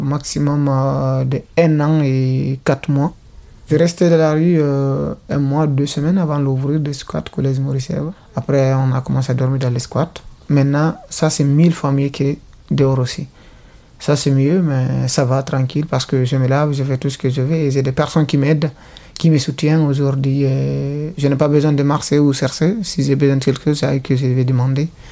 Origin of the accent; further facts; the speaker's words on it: Guinea; moved away as an adult; also born or lived in Italy; now in Lyon, France; Je viens de la Guinée